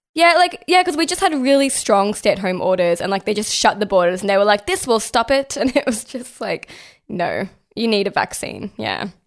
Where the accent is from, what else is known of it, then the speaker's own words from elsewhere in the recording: Australia; somebody who was born and raised in Australia